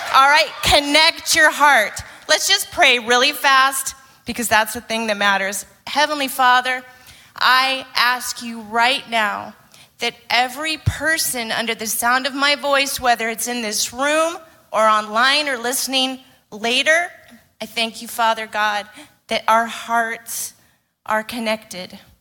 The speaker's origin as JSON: {"language": "English", "region": "Arizona", "country": "United States", "tie": "born or raised there", "moved": "yes", "said": "I grew up in Arizona, uh, in the United States"}